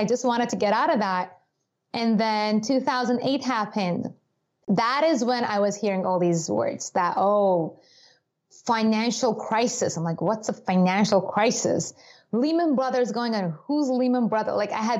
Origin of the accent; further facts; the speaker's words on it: Iran; moved away; I grew up in Iran.